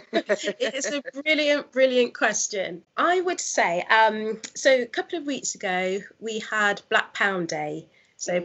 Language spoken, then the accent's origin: English; Nottingham, East Midlands, United Kingdom; also born or lived in London; I'm originally from Nottingham. I was living in London for six years, and that's where I launched my business